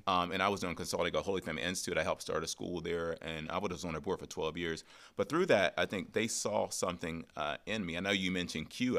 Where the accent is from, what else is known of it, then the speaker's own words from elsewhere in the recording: Pittsburgh, Pennsylvania, United States; I grew up in Pittsburgh, single family home